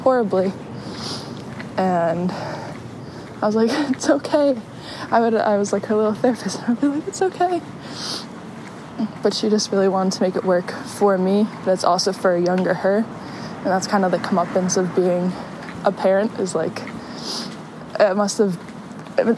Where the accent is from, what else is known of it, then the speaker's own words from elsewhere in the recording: California, United States; moved away; the family that I grew up with in California